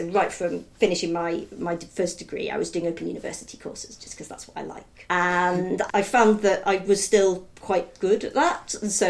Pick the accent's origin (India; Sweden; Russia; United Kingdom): United Kingdom; also born or lived in Pakistan; I'm like British